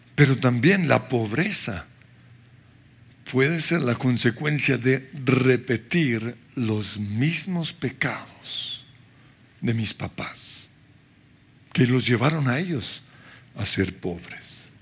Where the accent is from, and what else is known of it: Colombia